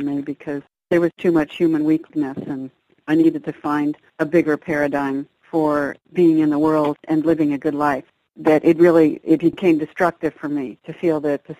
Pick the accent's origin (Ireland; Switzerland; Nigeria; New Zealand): Switzerland; now in United States; I was raised in Europe. My parents were Europeans, and so a good deal of my childhood was based in Switzerland